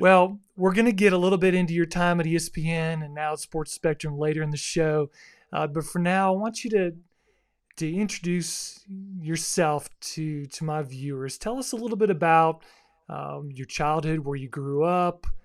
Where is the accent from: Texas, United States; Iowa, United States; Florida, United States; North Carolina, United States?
Florida, United States; South; I grew up in South Florida